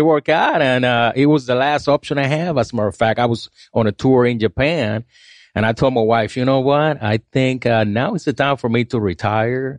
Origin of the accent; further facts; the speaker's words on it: Puerto Rico; moved away; I grew up in Puerto Rico